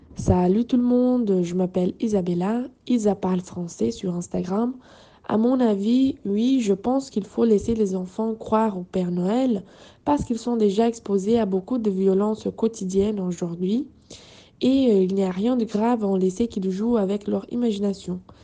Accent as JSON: {"language": "French", "region": "England", "country": "United Kingdom", "second_language": "French", "said": "je suis d'Angleterre"}